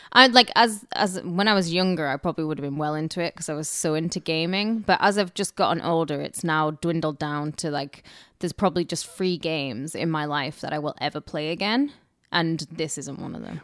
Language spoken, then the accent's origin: English; Cumbria, North West England, United Kingdom; now in Los Angeles, United States; I'm from Cumbria. I'm not from Northumbria